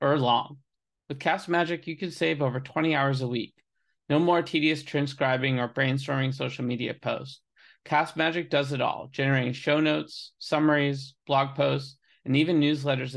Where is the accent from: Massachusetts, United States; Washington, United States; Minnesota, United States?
Massachusetts, United States; Boston; now in Los Angeles, United States; I'm from Boston. So New England's near and dear to my heart